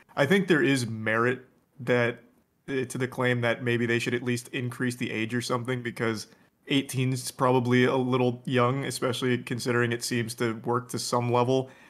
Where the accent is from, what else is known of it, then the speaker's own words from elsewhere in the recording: Florida, United States; moved away; I grew up in Florida